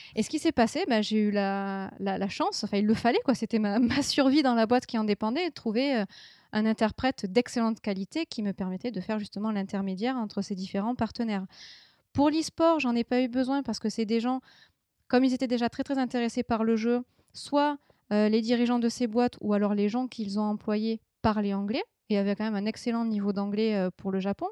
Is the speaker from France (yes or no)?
yes; France; moved away; j'ai quitté la France